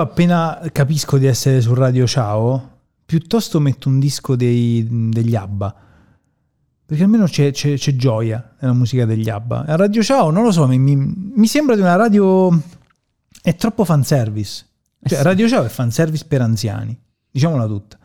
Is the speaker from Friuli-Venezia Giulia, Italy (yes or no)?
no; Termoli, Molise, Italy; non da milanese, da termolese